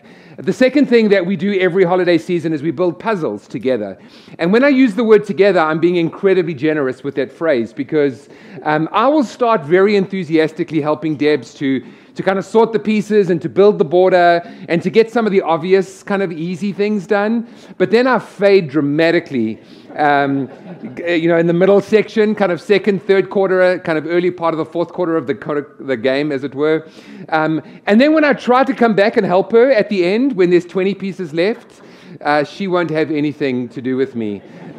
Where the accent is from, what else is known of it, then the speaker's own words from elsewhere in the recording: Chicago, Illinois, United States; accent: American, Chicago; Todd just said I should preach with my American, my Chicago accent.